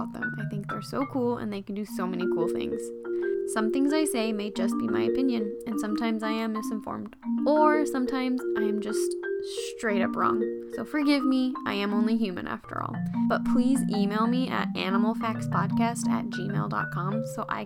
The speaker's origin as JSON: {"language": "English", "region": "Oregon", "country": "United States", "said": "I'm from Oregon"}